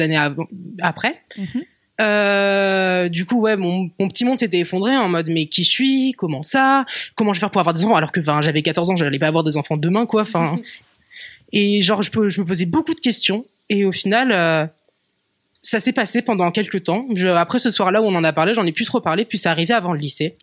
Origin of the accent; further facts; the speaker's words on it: Rennes, Brittany, France; J'ai grandi à Rennes, euh, en Bretagne.